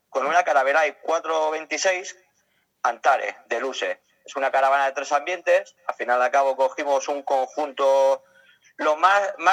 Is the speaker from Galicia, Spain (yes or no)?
no; Elche, Valencian Community, Spain; Pues yo soy de Elche. De, Elche. Eh, de, la provincia de Alicante, un pueblo muy conocido por sus palmeras.